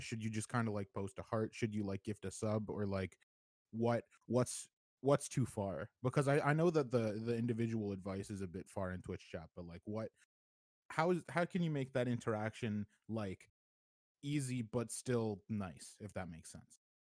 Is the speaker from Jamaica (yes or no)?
no; Canada; I'm from Canada